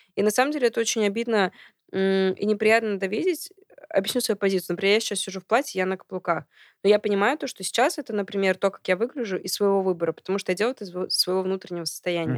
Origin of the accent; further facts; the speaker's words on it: Kazan, Tatarstan, Russia; moved away as an adult; also born or lived in Saint Petersburg, Russia; now in Moscow, Russia; я родилась в Казани